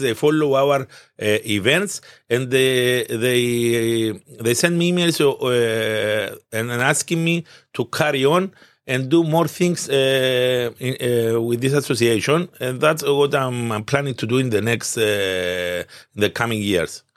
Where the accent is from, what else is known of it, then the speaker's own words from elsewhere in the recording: Limassol, Limassol District, Cyprus; moved away as an adult; also born or lived in United Kingdom; I was born in Limassol